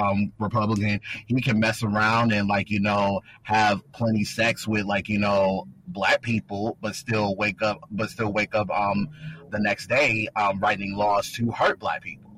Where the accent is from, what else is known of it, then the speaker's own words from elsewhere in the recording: Louisville, Kentucky, United States; I'm from the 502. I'm from Louisville. Like, I'm from them streets like that, where it's all about respect.